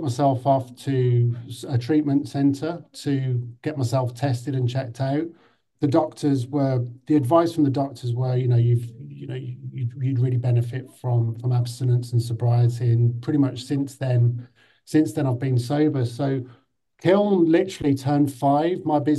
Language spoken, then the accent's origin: English; Birmingham, West Midlands, United Kingdom; moved away; also born or lived in London; I was brought up in Birmingham in the 80s.